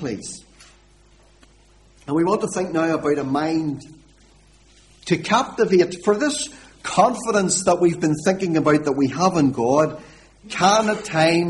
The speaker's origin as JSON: {"language": "English", "town": "Warrenpoint", "region": "Northern Ireland", "country": "United Kingdom", "moved": "yes", "lives_now": "Lurgan, United Kingdom", "said": "I'm not a Lurgan man originally. I'm originally from Warren Point, which is away down on the southeast coast"}